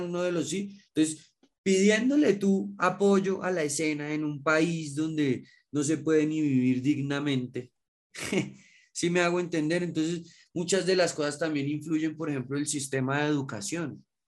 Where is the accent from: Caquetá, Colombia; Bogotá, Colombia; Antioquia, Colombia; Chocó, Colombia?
Bogotá, Colombia; nosotros somos de acá de Bogotá